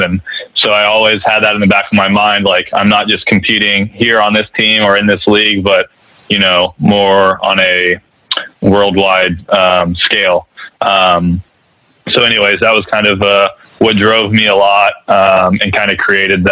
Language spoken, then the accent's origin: English; Palo Alto, California, United States; I grew up in Palo Alto, California, in a baseball family